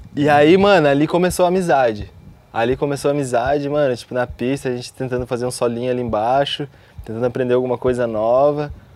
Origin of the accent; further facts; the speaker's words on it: Cascavel, Paraná, Brazil; Então, sou de Cascavel, do Paraná.